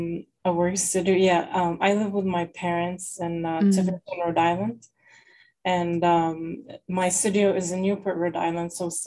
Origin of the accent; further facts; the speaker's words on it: Lebanon; also born or lived in Massachusetts; now in United States; So first I was born here in the United States, in Massachusetts. My dad, he immigrated here from Lebanon during the war. And then later in 1995, he married my mom and she moved here and I was born here in the US.